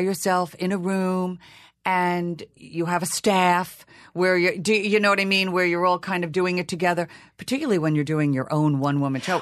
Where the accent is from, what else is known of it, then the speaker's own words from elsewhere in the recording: Long Island, New York, United States; accent: Long Island; I was from Long Island. It would be hard to play Hedda Gabler when you're talking like this.